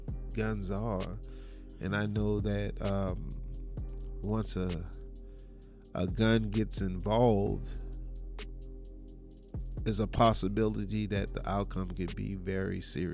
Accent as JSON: {"language": "English", "region": "the South", "country": "United States", "said": "I was actually the person who was always fearful of guns simply because I'm from the South"}